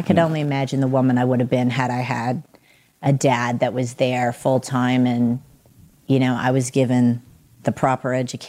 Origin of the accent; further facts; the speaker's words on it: the South, United States; We're from the South.